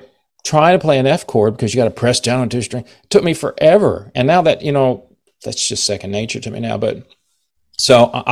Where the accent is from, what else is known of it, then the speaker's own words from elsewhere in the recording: Texas, United States; I grew up playing blues. I'm a blues guy. I'm from Texas, so I play a lot of Texas blues